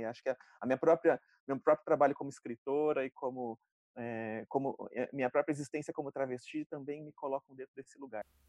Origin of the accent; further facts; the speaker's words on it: interior of São Paulo, Brazil; accent: R caipira; eu sou do interior de São Paulo, falo porta, carne